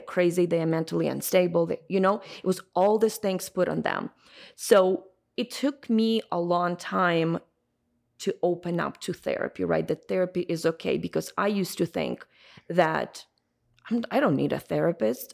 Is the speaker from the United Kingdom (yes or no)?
no; Ukraine; moved away; I'm originally from Ukraine